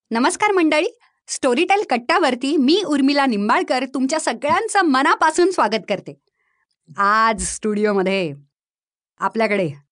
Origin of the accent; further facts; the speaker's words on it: Baramati, Maharashtra, India; moved away; also born or lived in Phaltan; मी मूळची बारामतीची आहे माझा जन्म फलटणचा